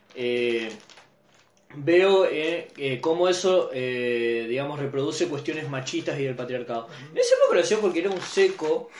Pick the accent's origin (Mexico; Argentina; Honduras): Argentina; Santa Fe; yo amo Santa Fe porque es la ciudad que, que, representa mi lugar en el mundo